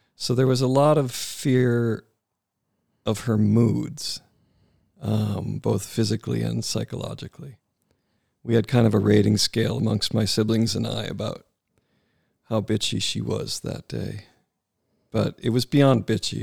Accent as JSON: {"language": "English", "region": "Wisconsin", "country": "United States", "tie": "born or raised there", "said": "There was a lot of great things about growing up in Wisconsin"}